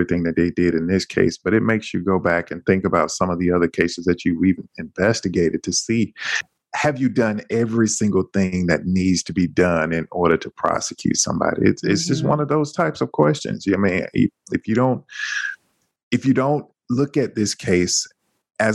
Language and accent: English; the South, United States; accent: heavy Southern accent; I'm from the South and we don't even have R's in our vocabulary